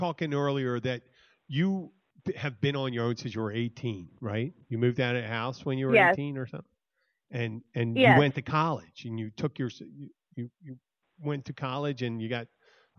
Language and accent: English; Philadelphia, Pennsylvania, United States; now in Florida Keys, United States; I'm originally from Philadelphia, Pennsylvania.